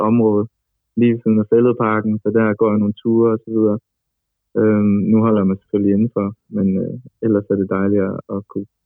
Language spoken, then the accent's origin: Danish; Aarhus, Central Denmark Region, Denmark; moved away as an adult; now in Copenhagen, Denmark; nu er jeg jo flyttet fra Aarhus til København. Øhm, jeg er normalt fra Aarhus. man kan sige, det er normalt. Jeg er fra Aarhus.